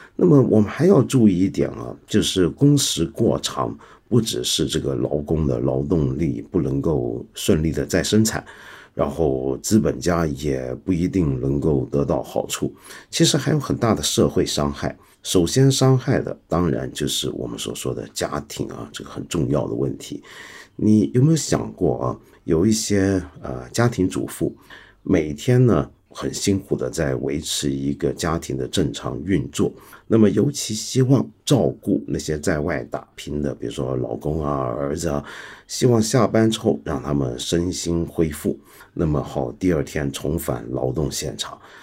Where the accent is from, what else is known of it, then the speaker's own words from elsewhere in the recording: Hong Kong; 我是个香港人嘛